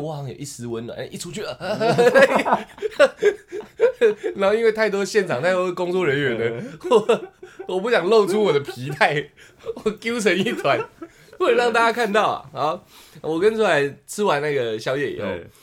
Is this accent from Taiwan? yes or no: yes; Tamsui, New Taipei, Taiwan; 我老家靠海。然后 我从国中就在淡水